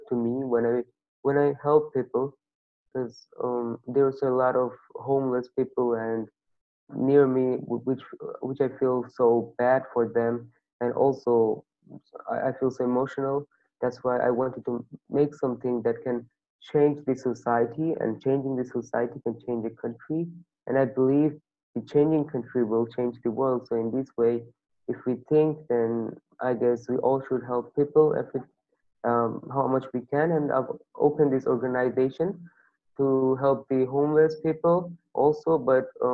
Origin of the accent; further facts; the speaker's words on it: Bangladesh; from Bangladesh and I'm 13 years old.